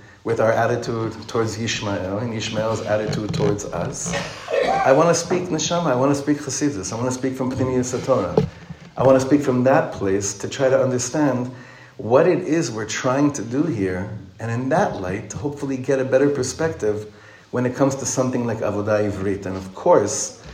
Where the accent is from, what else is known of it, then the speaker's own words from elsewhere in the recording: Ra'anana, Central District, Israel; moved away as an adult; now in Efrat, Israel; I grew up in Ranana.